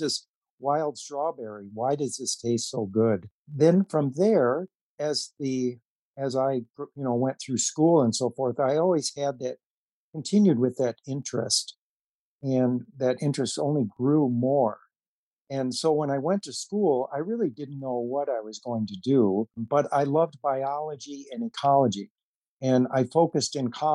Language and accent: English; Saginaw, Michigan, United States; my hometown of Saginaw, Michigan